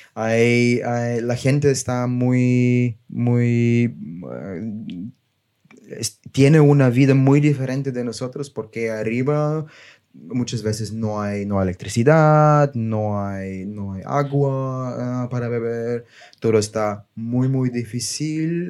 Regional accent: Bulgaria; Spanish is a second language; moved away as an adult; also born or lived in Germany / Barcelona; yo soy, yo soy de Bulgaria

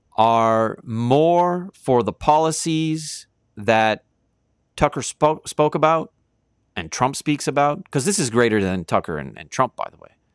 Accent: Canada

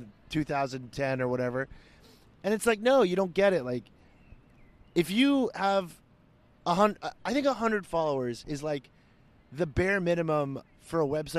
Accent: United States; as an American

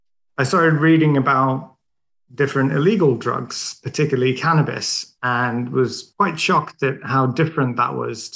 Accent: Sweden; English is a second language; So I think it's a bit of a funny story because I'm Swedish. I grew up in Sweden

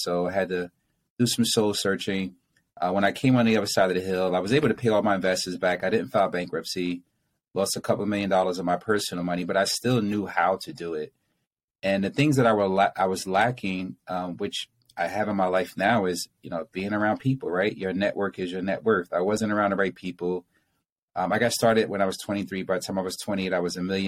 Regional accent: Newark, New Jersey, United States; I was born and raised in Newark, which is, you know, the ghetto pretty much

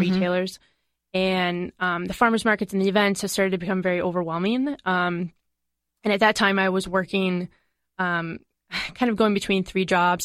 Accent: Madison, Wisconsin, United States; I'm from Madison.

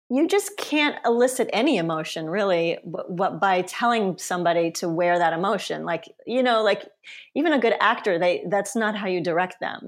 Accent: Auburn, Alabama, United States; first language Polish; English is a second language; also born or lived in Sweden / Stockholm / Poland; now in San Francisco, United States; I grew up in a small town called Auburn, Alabama, which is a college town

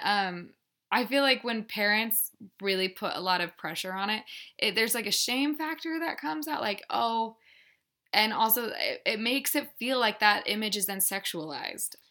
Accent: Littleton, Colorado, United States; I'm from Littleton, Colorado

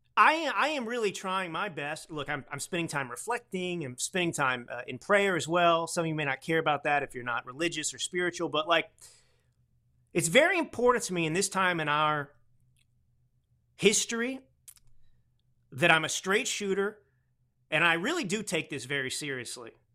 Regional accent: Texas, United States; I grew up in Texas.

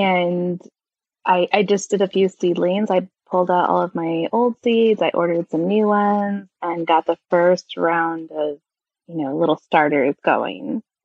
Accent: California, United States; moved away; I grew up in California.

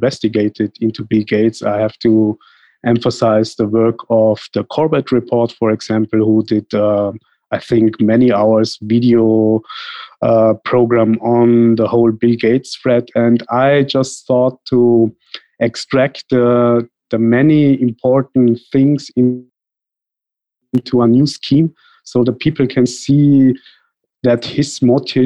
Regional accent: Tyrol, Austria; moved away as an adult; also born or lived in India; now in Vienna, Austria; my parents were born in India, but moved to Austria, first to Tyrol, that is a mountain region in Austria. I lived there many years, and then I moved to Vienna

